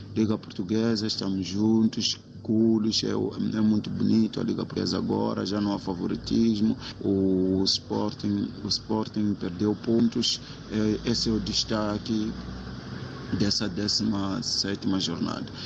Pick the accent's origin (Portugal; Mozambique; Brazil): Mozambique; sou moçambicano